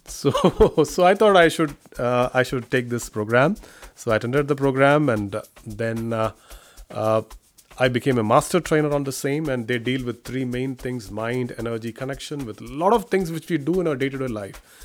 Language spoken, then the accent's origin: English; India; moved away as an adult; now in Washington, United States; I am an Indian Police Service officer